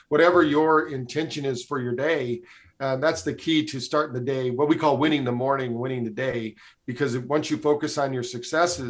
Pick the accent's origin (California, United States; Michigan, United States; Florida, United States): Michigan, United States; I grew up in Michigan